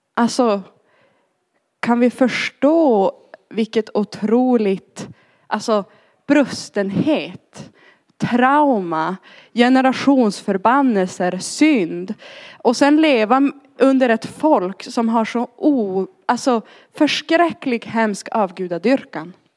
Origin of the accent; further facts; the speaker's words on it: Arjeplog, Norrbotten County, Sweden; moved away; also born or lived in Linköping / London; jag kom ursprungligen från Arjeplog uppe i Lappland. Därav dialekten.